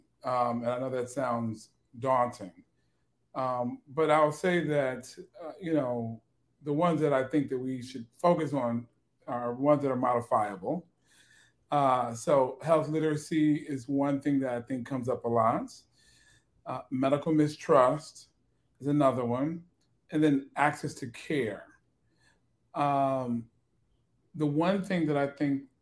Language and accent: English; Chicago, Illinois, United States; I am from Chicago, and I am definitely growing up in kind of the Black South side of Chicago